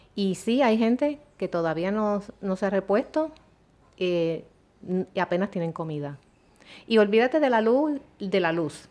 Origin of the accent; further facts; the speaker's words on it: San Juan, Puerto Rico; yo somos del área de San Juan